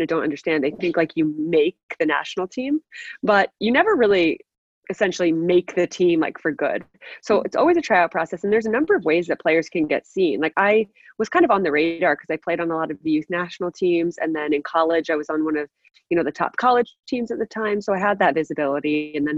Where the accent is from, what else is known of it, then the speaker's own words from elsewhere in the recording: New Jersey, United States; also born or lived in North Carolina; I'm originally from New Jersey, which is where I live now. Grew up playing soccer here